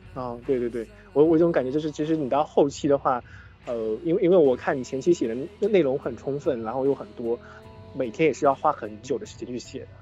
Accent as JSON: {"language": "Chinese", "town": "Xuzhou", "region": "Jiangsu", "country": "China", "tie": "born or raised there", "also_born_or_lived": "Shanghai", "moved": "yes", "said": "我老家在衢州"}